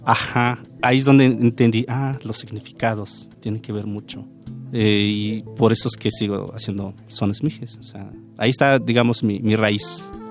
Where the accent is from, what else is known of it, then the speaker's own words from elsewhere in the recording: Oaxaca, Mexico; also born or lived in Veracruz; now in Mexico City, Mexico; cuando estoy en la Ciudad de México soy de Oaxaca, y cuando estoy en Barcelona pues, soy mexicano